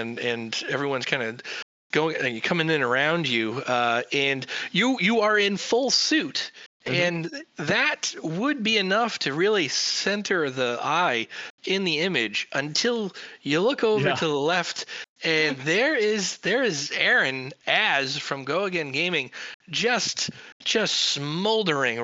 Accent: Massachusetts, United States; I'm from Massachusetts

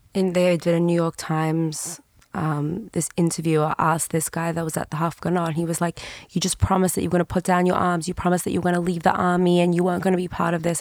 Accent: Sydney, New South Wales, Australia; moved away; I'm from Sydney

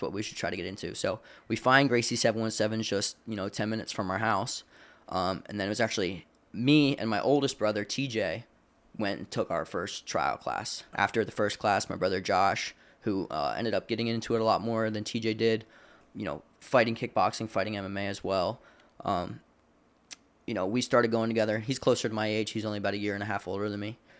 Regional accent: Landisville, Pennsylvania, United States; I grew up in, uh, in Lancaster, Pennsylvania, uh, in a little town called Landisville

